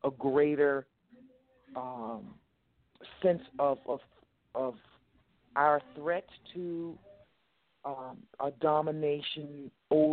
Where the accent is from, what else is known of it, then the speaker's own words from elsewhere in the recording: United States; a woman of color born and raised in America